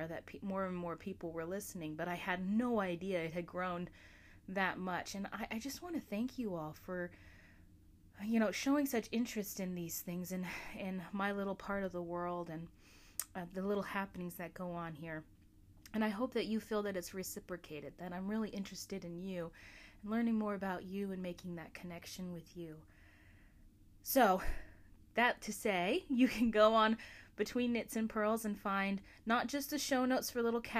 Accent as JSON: {"language": "English", "region": "Alaska", "country": "United States", "tie": "born or raised there", "said": "my home state of Alaska"}